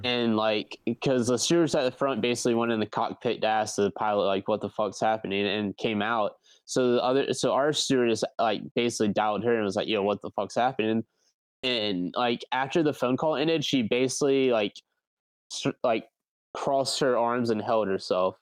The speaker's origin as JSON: {"language": "English", "town": "Myrtle Beach", "region": "South Carolina", "country": "United States", "tie": "born or raised there", "said": "it is in my hometown in Myrtle Beach, South Carolina. So I literally live two minutes away from the festival"}